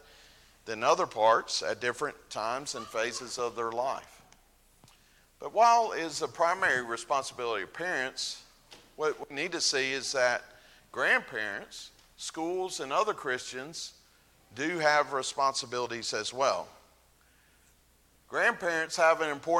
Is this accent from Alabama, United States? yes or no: yes; North Alabama, United States; I grew up mainly in North Alabama